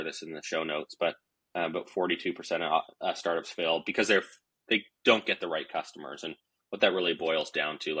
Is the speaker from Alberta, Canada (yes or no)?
no; Vancouver, British Columbia, Canada; I'm from Vancouver, British Columbia.